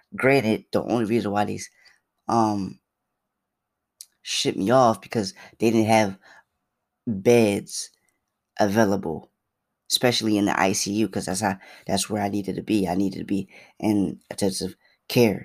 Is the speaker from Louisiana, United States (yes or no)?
no; Philadelphia, Pennsylvania, United States; I'm from Philly